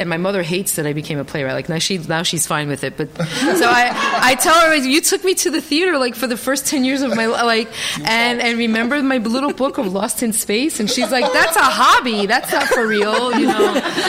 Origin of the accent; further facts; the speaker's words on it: New York, United States; I grew up in Inwood Heights in New York and in Dyckman, and there's a library there, and there were free puppet shows every week.